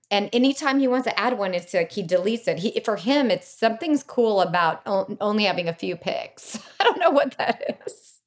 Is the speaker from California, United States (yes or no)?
yes; Bay Area, California, United States; being from the Bay Area